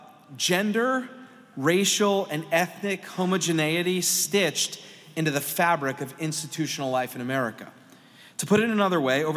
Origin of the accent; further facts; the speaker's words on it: Pennsylvania, United States; I'm from Pennsylvania